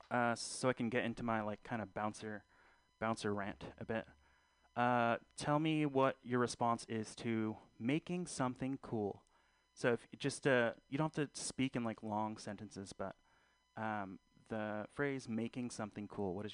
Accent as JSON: {"language": "English", "country": "Philippines", "said": "I'm not Fili- I'm not black. I again I'm Filipino. Uh, so guys, uh, rock those lumpia pants."}